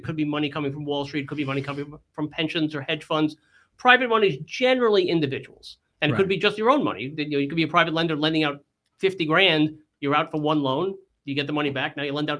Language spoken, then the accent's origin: English; New York, United States; And, you know, I came from New York. I had an entrepreneurial background.